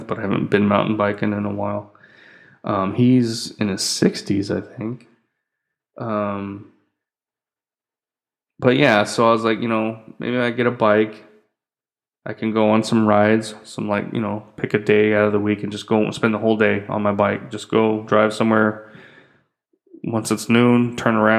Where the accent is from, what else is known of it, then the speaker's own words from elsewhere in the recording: United States; moved away as an adult; now in Philippines; I'm an American